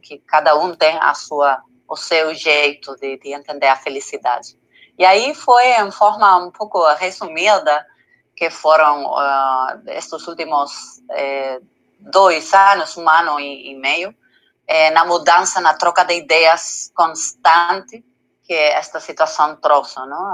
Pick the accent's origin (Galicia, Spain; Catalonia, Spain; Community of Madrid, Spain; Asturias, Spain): Community of Madrid, Spain; Madrid; Portuguese is a second language; moved away as an adult; now in Canary Islands, Spain; eu sou da Madrid, mas eu tenho que falar a verdade que eu estou é, morando os últimos seis meses nas Islas Canárias